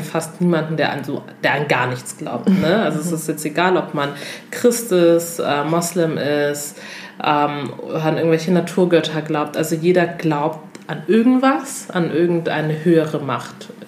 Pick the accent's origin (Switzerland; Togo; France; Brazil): Togo; moved away; ich komme aus Togo